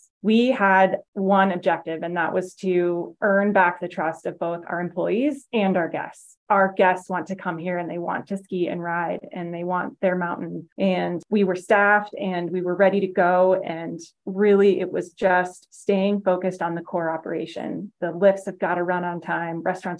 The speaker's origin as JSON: {"language": "English", "town": "Anchorage", "region": "Alaska", "country": "United States", "tie": "born or raised there", "moved": "yes", "lives_now": "Washington, United States", "said": "I was born and raised in Anchorage, Alaska."}